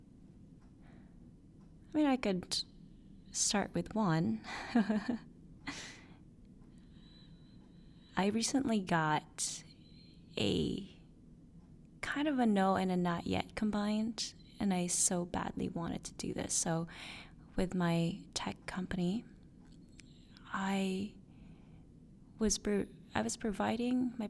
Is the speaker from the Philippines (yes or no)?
yes; Philippines; moved away; my hometown, the Philippines